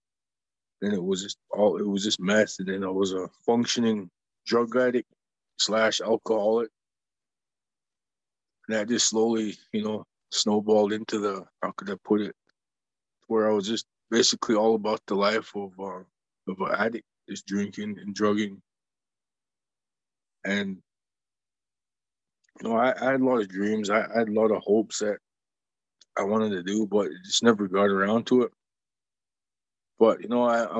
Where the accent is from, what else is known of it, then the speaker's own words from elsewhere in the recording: Browning, Montana, United States; I grew up in Browning myself, the community.